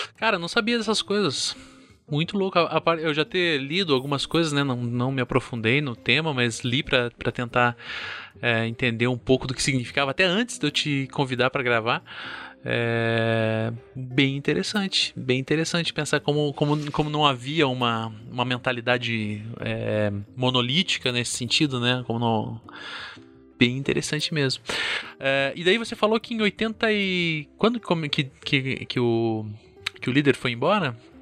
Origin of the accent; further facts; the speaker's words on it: Curitiba, Paraná, Brazil; eu sou aqui de Curitiba